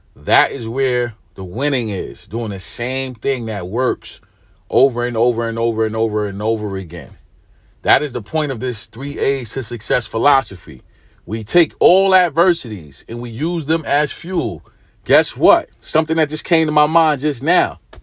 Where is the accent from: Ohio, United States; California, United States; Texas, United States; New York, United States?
New York, United States; New York City; I'm from New York. I'm from Brooklyn.